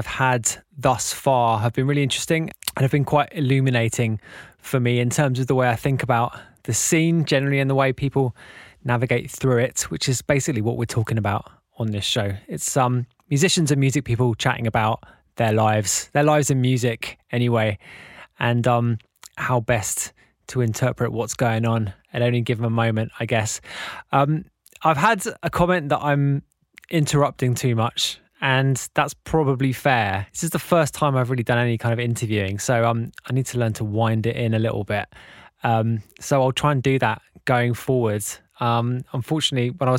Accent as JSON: {"language": "English", "region": "London", "country": "United Kingdom", "said": "we're both from London"}